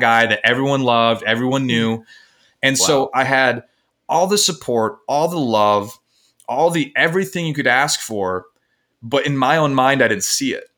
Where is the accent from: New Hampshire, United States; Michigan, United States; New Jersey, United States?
Michigan, United States; I'm from Michigan, um, in the United States, and I grew up in what would society would deem as the perfect